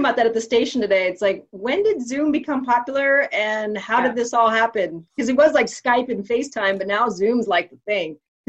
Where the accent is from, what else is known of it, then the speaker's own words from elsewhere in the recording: Bay Area, California, United States; Born in Southern California, raised in the Bay Area.